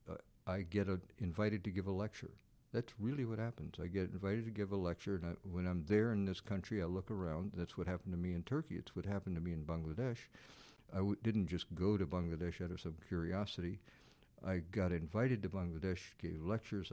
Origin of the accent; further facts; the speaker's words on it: Southern United States, United States; in the case of the Southern United States, it's a natural thing for me. I mean, there's, having been raised there